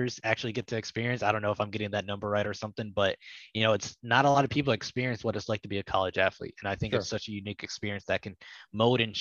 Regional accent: Toledo, Ohio, United States; I grew up in Toledo

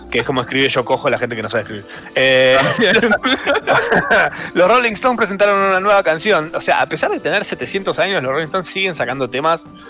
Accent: Capilla del Monte, Córdoba, Argentina; moved away; viví toda mi infancia, adolescencia en Capilla del Monte, Córdoba

